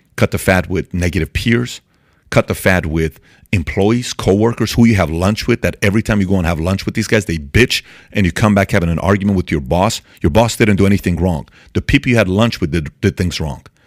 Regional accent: Iran; moved away; I'm from Iran, born and raised in Iran

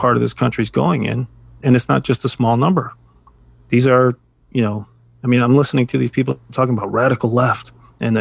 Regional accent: Chicago, Illinois, United States; I was born and raised in Chicago

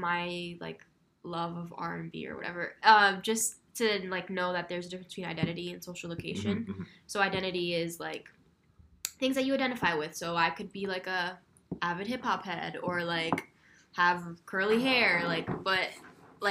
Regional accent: Providence, Rhode Island, United States; I'm also from the South Side of Providence

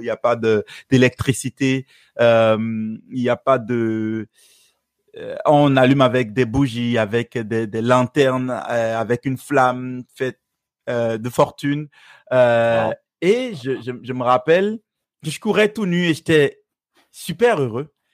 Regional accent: Benin; first language Fon; French is a second language; moved away; Je suis originaire du Bénin.

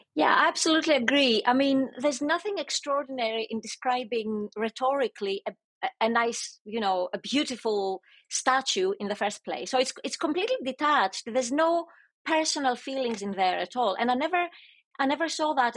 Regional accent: Greece; I'm Greek. So I grew up in the Greek educational system

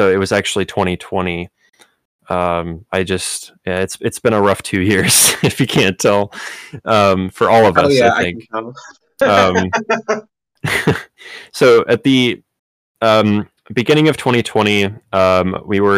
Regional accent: Chicago, Illinois, United States; also born or lived in Miami; I'm from Chicago

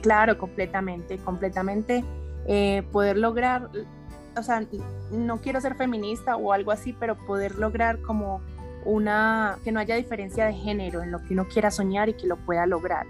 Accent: Medellín, Antioquia, Colombia; moved away; also born or lived in Bogotá / Barranquilla; nací en Bogotá, pero viví en Medellín

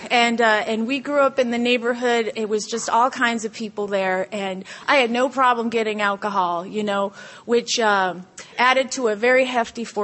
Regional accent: California, United States; also born or lived in Guam; you know, I grew up in Southern California. My dad is uh, from the Coast Guard. He's a corpsman. We grew up in a Coast Guard family, and my mom's Canadian, which makes for an interesting story.

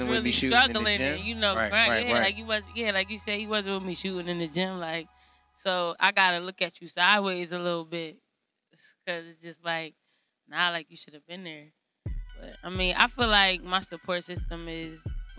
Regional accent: Middletown, Delaware, United States; also born or lived in West Philadelphia, Pennsylvania; Pretty much my whole life, but my family is originally from West Philly. But I've been in Delaware for a majority of my life

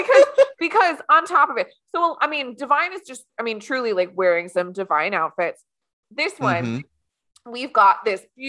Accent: Ohio, United States; we grew up in Ohio

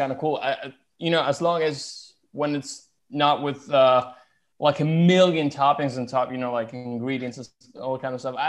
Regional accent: Italy; as an Italian.

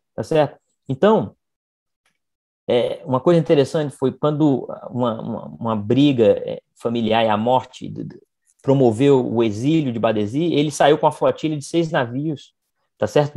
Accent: Brazil; A gente, como brasileiro

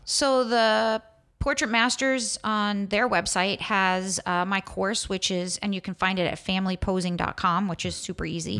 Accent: New York, United States; growing up in New York

